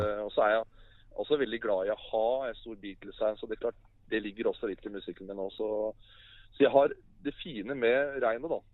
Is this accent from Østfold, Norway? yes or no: no; Oslo, Norway; jeg er født og oppvokst i Oslo